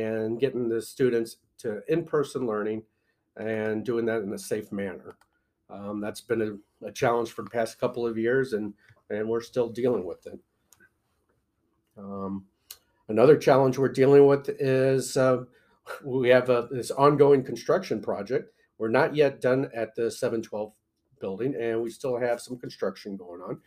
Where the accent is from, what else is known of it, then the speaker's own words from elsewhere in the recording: Belleville, Illinois, United States; moved away as an adult; now in Galesburg, United States; I grew up in Belleville, down by the St. Louis area